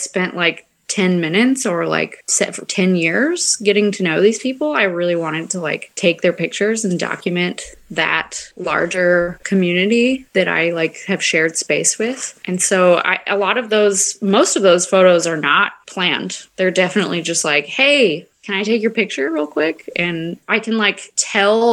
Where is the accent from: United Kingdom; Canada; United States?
United States; Midwest; I grew up in the Midwest